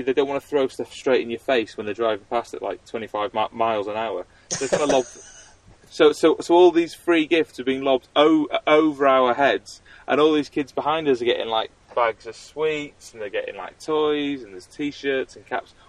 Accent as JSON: {"language": "English", "country": "United Kingdom", "said": "I'm a Brit in France"}